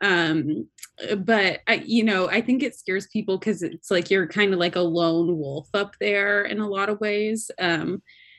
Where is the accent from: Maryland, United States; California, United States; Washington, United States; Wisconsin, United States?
Washington, United States; Seattle; moved away; I'm from Seattle